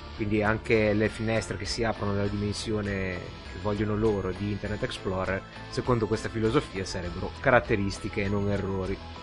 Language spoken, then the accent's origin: Italian; Liguria, Italy; da buon ligure